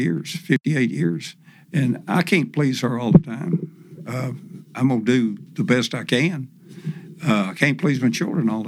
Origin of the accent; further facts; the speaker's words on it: Tennessee, United States; my home state of Tennessee